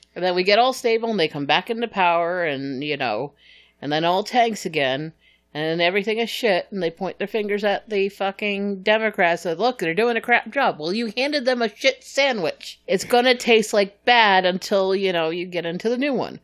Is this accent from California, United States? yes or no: no; New Hampshire, United States; now in Texas, United States